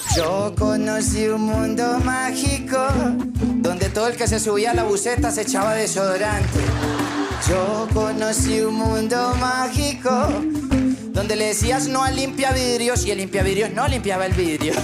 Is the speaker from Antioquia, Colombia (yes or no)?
yes; Medellín, Antioquia, Colombia; Yo vengo de Medellín